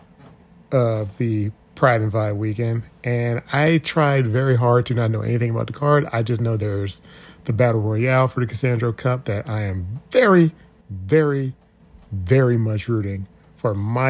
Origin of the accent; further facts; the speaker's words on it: Washington, District of Columbia, United States; my hometown hero, Trisha Dora, the world champ from Southeast D.C.